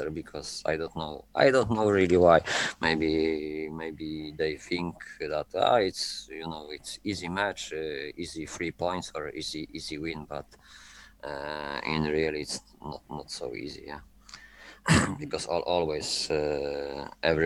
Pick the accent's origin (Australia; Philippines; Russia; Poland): Poland; Gdańsk, Pomeranian Voivodeship; English is a second language; moved away as an adult; now in Copenhagen, Denmark; I am from Gdańsk. It's on the north.